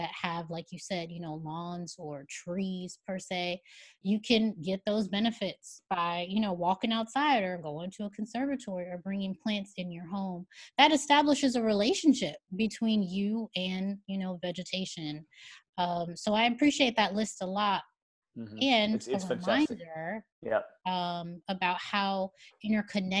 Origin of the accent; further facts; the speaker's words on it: Chicago, Illinois, United States; now in New York, United States; Chicago, which is my hometown, where most of my immediate family is